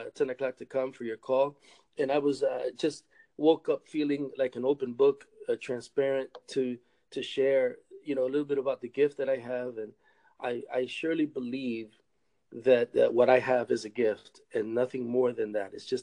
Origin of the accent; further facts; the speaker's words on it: Rochester, New York, United States; also born or lived in Massachusetts; now in Michigan, United States; I grew up in Rochester, New York, born in Rochester, New York